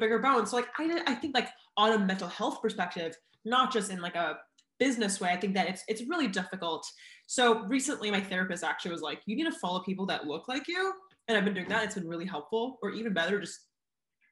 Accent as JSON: {"language": "English", "region": "Oregon", "country": "United States", "moved": "yes", "lives_now": "California, United States", "said": "I'm from Oregon"}